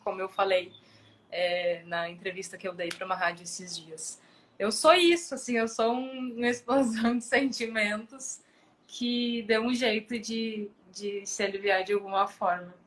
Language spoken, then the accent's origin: Portuguese; Porto Alegre, Rio Grande do Sul, Brazil; also born or lived in São Paulo; eu sou de Porto Alegre, morei até os 20 anos aqui. Aí, com 20 anos, eu fui morar em São Paulo, morei três anos em São Paulo e voltei